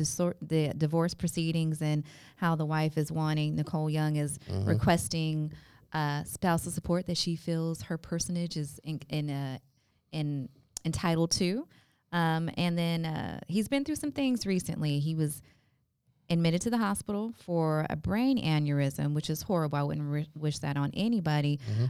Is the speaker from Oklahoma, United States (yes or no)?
no; California, United States; I'm from California